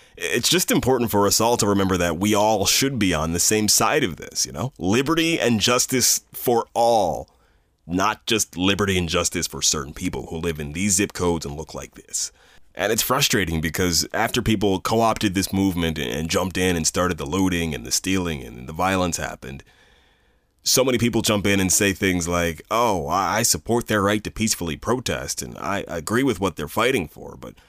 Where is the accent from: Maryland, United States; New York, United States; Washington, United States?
Maryland, United States; Bel Air; I've lived in Bel Air my entire life. I grew up in Harford County